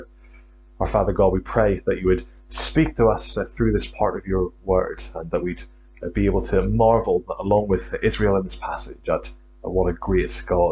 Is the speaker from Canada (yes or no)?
no; Northern Ireland, United Kingdom; accent: Northern Irish; also born or lived in Glasgow, Scotland; now in St Andrews, United Kingdom; I'm from Northern Ireland originally. Hopefully you can still pick up on a trace of a Northern Irish accent.